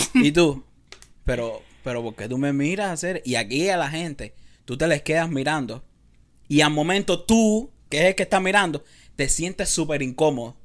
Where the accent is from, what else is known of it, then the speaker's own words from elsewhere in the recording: Cuba; now in Los Angeles, United States; algo de mi cultura, algo de, lo que es cubano